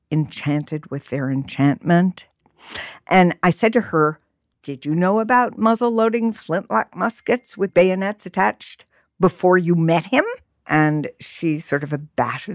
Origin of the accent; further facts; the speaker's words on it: New York City, New York, United States; I grew up in New York City.